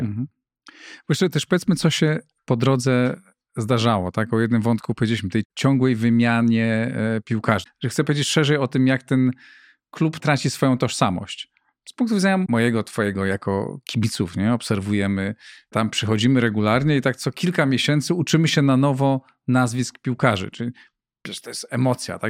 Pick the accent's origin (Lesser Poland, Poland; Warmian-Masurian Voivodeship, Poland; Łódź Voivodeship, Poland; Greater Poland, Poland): Greater Poland, Poland; moved away as an adult; now in Warsaw, Poland; pochodzę z innej części e, Polski, z Wielkopolski.